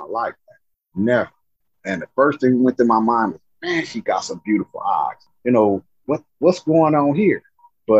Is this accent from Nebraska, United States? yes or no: yes; Nebraska, United States; I'm from Nebraska